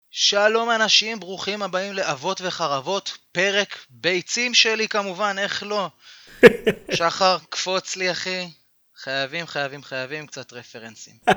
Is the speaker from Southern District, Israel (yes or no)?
no; Tel Aviv, Tel Aviv District, Israel; moved away; בעיר מולדתי, תל אביב.